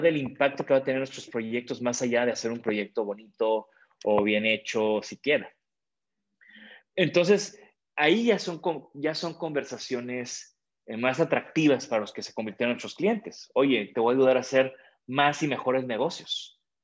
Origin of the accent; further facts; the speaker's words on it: Tampico, Tamaulipas, Mexico; also born or lived in Japan; yo vengo de Tampico. En Tampico mi familia tiene desde hace mucho tiempo una empresa